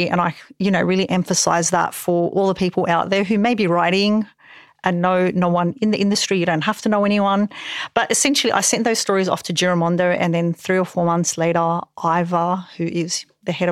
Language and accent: English; Parramatta, New South Wales, Australia; I'm from Parramatta